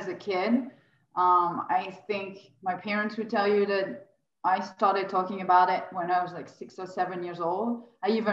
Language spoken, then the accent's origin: English; Lyon, Auvergne-Rhône-Alpes, France; moved away as an adult; also born or lived in Paris, France / Australia; now in Los Angeles, United States; I'm originally from France, like you mentioned. I grew up in a town called Lyon in the south of France.